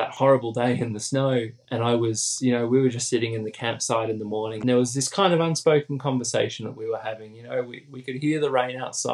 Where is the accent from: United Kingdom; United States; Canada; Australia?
Australia; moved away; back home in Australia